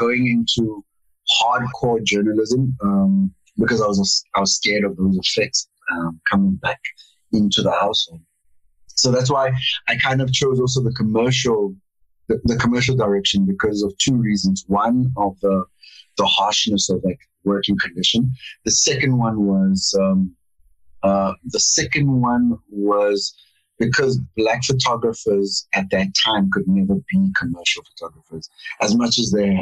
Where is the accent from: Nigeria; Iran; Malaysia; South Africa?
South Africa; Cape Town, Western Cape; moved away; also born or lived in Pretoria; I grew up in Cape Town, in a small town called Montana.